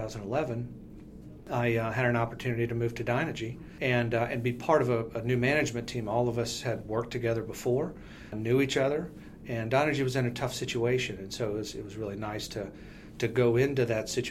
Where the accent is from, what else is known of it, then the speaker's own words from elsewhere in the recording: South Louisiana, United States; moved away; I'm originally from South Louisiana, so I had been around energy for a long time.